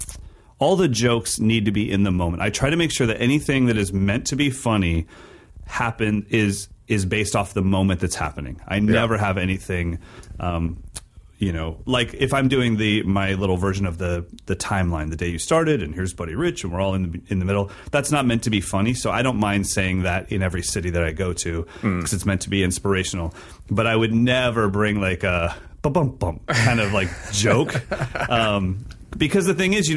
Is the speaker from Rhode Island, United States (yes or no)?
no; Sacramento, California, United States; my hometown, Sacramento, California